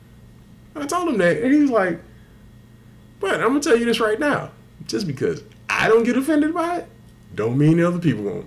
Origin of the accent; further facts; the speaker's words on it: Texas, United States; I grew up in Texas. My dad's from Mississippi